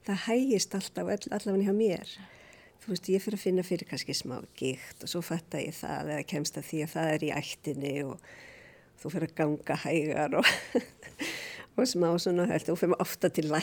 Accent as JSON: {"language": "Icelandic", "town": "Reykjavík", "region": "Capital Region", "country": "Iceland", "tie": "born or raised there", "also_born_or_lived": "London", "said": "Ég er alveg upp í Reykjavík, Reykjavík Í hvað hverfi? Ég var í Vóakverfi, svo var ég í Skipholtinu"}